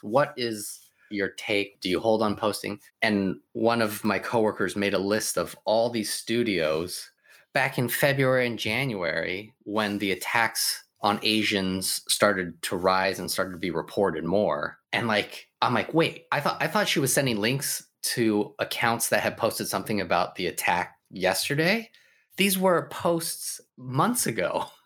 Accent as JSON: {"language": "English", "town": "Sacramento", "region": "California", "country": "United States", "tie": "born or raised there", "said": "growing up in Sacramento, where it was predominantly white"}